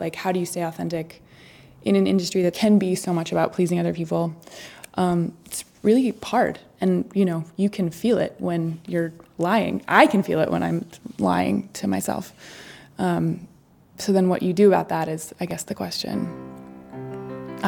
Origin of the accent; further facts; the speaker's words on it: Maine, United States; moved away; also born or lived in New York City; we'll go to Maine, we'll shoot it in my hometown